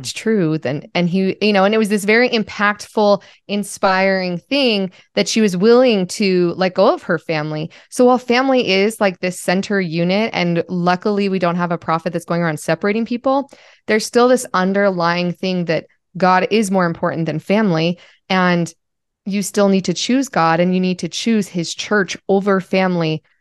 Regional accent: Utah, United States; I grew up in Utah

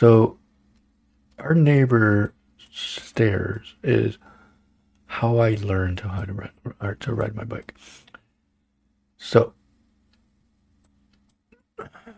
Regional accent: Holland, Michigan, United States; growing up in Holland

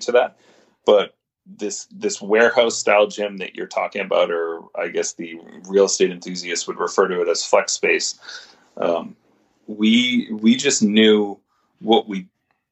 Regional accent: Winchester, Massachusetts, United States; I grew up in Winchester, which is the town where NBSC's first facility was. I grew up less than a mile from where Mike opened

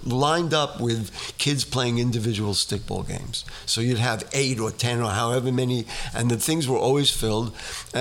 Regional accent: New York City, New York, United States; growing up in the Bronx

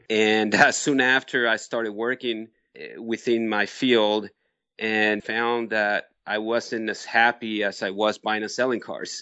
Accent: Mexico City, Mexico; also born or lived in Barcelona, Spain; now in United States; I was born in Mexico City. My family is from Barcelona, Spain.

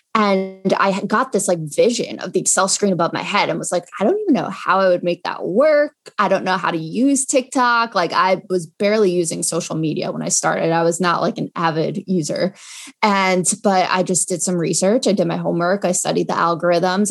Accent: Long Island, New York, United States; also born or lived in Binghamton, New York; I'm from Long Island

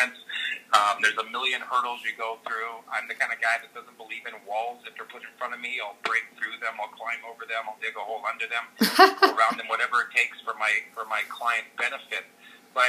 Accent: Montreal, Quebec, Canada; also born or lived in Calgary / New York; now in British Columbia, Canada; I grew up in Montreal and then into Calgary

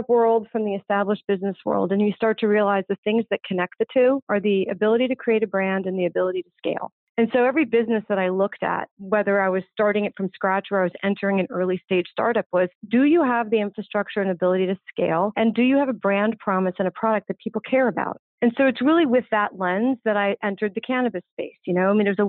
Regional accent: East Coast, United States; moved away; growing up on the East Coast

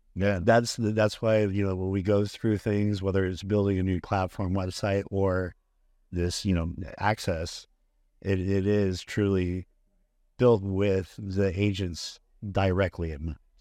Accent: Bakersfield, California, United States; moved away as an adult; also born or lived in Arizona; I was, uh, originally r, grew up, born and raised in Bakersfield, California

